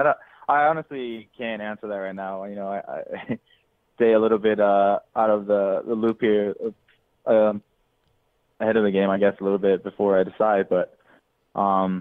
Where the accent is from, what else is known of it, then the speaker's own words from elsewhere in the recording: Denmark; now in United States; I grew up in Denmark